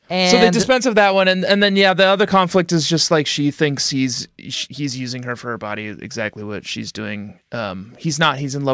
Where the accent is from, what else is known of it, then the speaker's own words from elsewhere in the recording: United States; I'm an American.